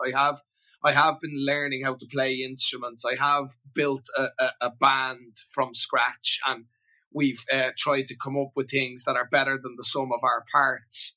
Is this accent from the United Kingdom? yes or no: no; Ireland; moved away as an adult; I moved away from Ireland